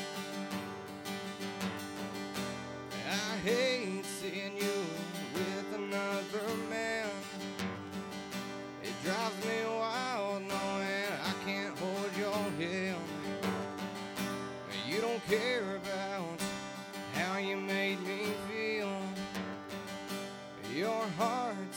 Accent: Littleville, Texas, United States; I'm from Littleville, Texas

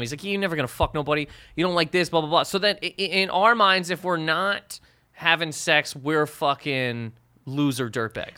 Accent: Canada; moved away as an adult; now in New York, United States; living in Canada for twenty s, twenty-five years of my life

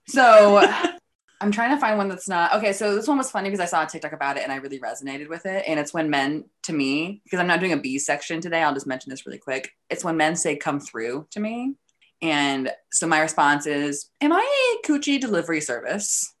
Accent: Troy, Ohio, United States; I'm from Troy

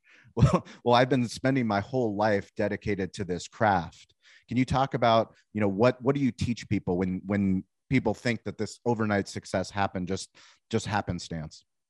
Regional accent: Denver, Colorado, United States; also born or lived in Boulder, Colorado; I was born actually in Denver.

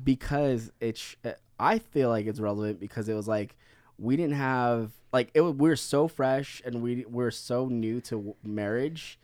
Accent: Philippines; being Filipino

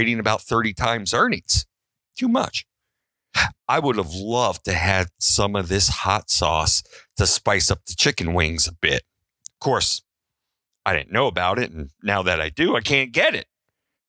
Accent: Baltimore, Maryland, United States; I was raised in Baltimore

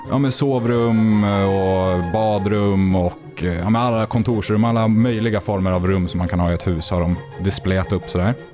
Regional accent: Sweden; also born or lived in China; För jag är ju svensk.

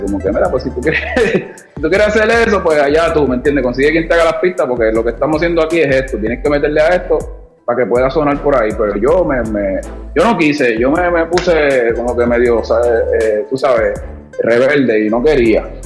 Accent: Carolina, Puerto Rico; also born or lived in New York; yo empecé a juntarme con los chamaquitos, los muchachos de, Carolina, y llegué a ir a, Viernes de Rap siendo un niño

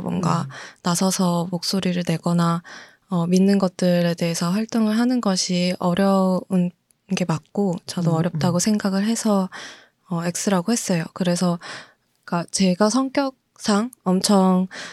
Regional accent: South Korea; also born or lived in United States; 한국에 들어와서 초등학교, 중학교, 고등학교 다 졸업하고

